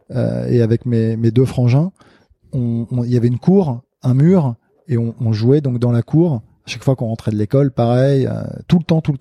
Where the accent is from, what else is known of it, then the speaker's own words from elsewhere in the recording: Casablanca, Casablanca-Settat, Morocco; le club dans lequel j'ai grandi au CAF à Casablanca